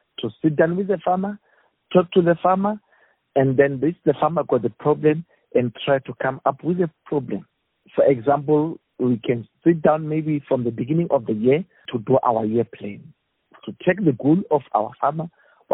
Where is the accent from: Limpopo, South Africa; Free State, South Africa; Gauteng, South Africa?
Limpopo, South Africa; I grew up in the Limpopo province